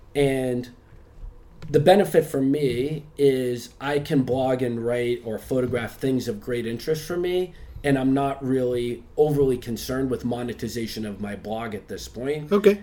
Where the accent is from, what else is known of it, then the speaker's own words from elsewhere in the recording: Boston, Massachusetts, United States; moved away as an adult; also born or lived in Chicago; now in Bangkok, Thailand; I was born in Boston, um, mm-hmm. went to university there